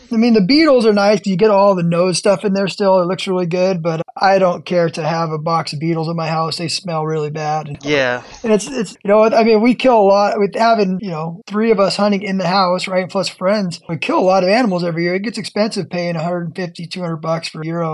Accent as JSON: {"language": "English", "region": "California", "country": "United States", "said": "I'm from California"}